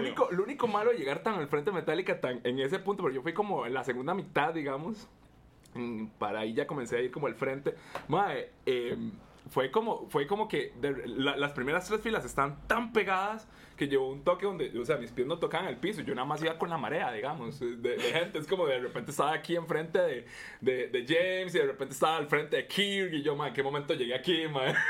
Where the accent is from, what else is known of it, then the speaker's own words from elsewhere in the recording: Costa Rica; nosotros como ticos